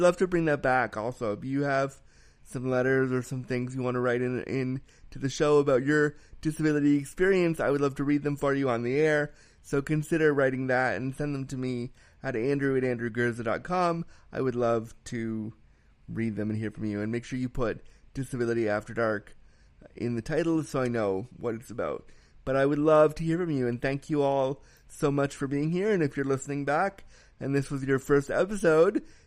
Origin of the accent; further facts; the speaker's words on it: Canada; As a Canadian